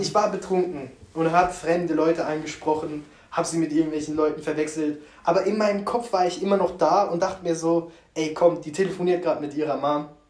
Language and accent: German; Karlsruhe, Baden-Württemberg, Germany; also born or lived in England; Karlsruhe ist meine Heimat und das sage ich auch einfach uneingeschränkt. Ja. So, ich bin hier geboren, aufgewachsen